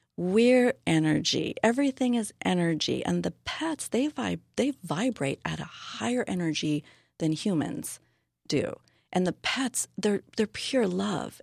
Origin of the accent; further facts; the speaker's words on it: Southern California, United States; also born or lived in Hawaii; now in San Diego, United States; I was born and raised in Southern California